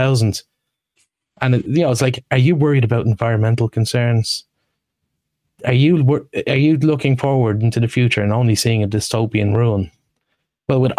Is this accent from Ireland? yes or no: yes; Ireland; we, as Irish, we're famous for the gallows humor